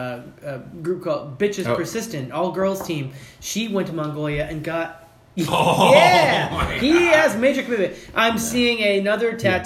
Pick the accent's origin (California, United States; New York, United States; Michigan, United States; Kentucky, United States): Kentucky, United States; Louisville; I'm not from Texas. I'm from Louisville, Kentucky. So land of bourbon